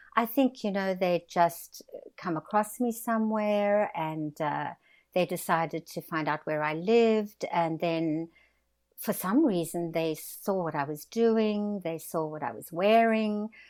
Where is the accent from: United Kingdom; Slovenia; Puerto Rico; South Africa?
South Africa; moved away as an adult; now in Australia; I was born in South Africa, had a wonderful life in South Africa, built a successful business